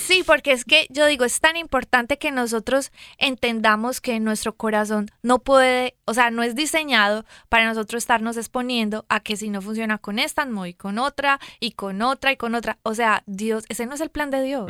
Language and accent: Spanish; Colombia; si me escuchan mi acento, yo soy de Colombia.